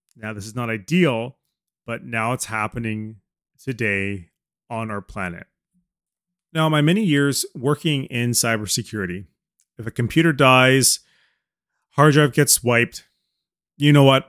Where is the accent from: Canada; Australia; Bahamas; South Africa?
Canada; as a Canadian speaking